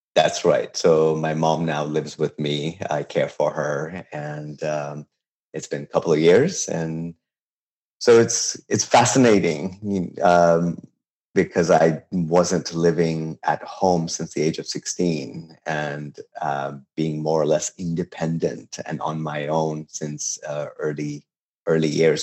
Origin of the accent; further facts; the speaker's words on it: Tehran, Tehran Province, Iran; English is a second language; also born or lived in Babol; now in United States; I was born and raised in Tehran, and this is you know the city that I'm most related